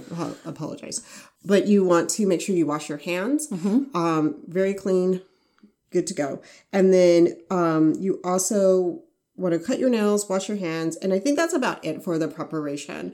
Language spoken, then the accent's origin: English; Arizona, United States; I'm from Arizona